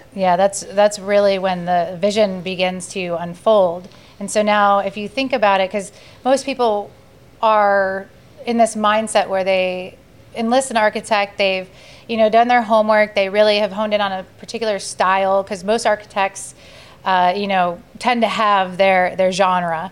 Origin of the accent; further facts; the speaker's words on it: Sarasota, Florida, United States; my history of growing up in Sarasota and my familiarity with the neighborhoods